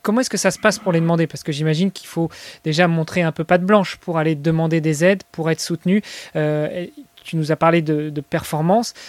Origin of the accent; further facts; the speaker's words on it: France; je suis français